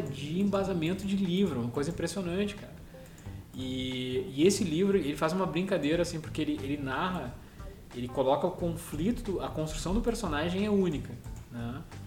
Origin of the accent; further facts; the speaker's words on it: Gramado, Rio Grande do Sul, Brazil; Quando eu era criança, a gente morou ali